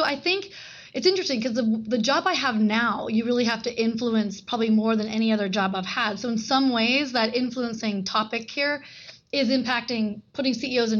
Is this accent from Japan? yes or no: yes; Japan; born there; He was in the Vietnam War. I was born in Japan, and he literally treated me like there is nothing you can't do.